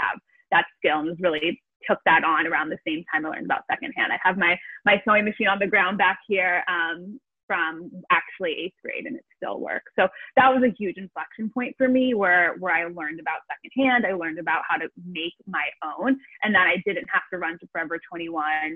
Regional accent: Los Angeles, California, United States; moved away as an adult; now in Amsterdam, Netherlands; I'm originally from Los Angeles, California

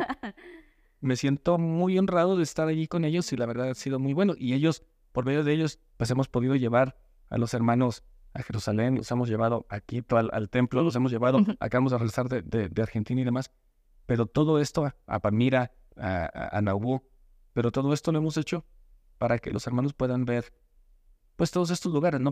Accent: Mexico; now in United States; vivir bien aquí y disfrutar cuando estoy en México a lo más que pueda

